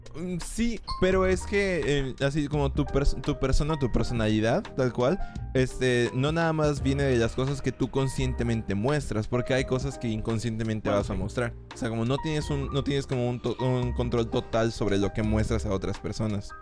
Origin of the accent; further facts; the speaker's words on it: Mexico; nosotros como mexicanos